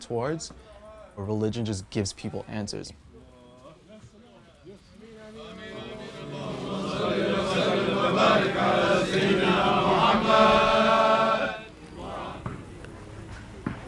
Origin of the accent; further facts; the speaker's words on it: Mount Vernon, New York, United States; I'm from Mount Vernon, New York